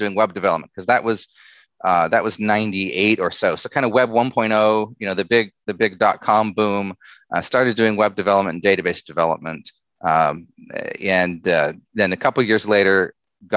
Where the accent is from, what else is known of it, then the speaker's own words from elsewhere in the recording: Southeast Alaska, United States; So I grew up in Southeast Alaska.